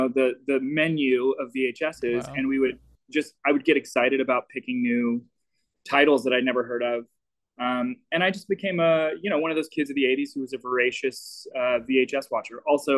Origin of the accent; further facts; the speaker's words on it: Little Rock, Arkansas, United States; moved away; growing up in Little Rock.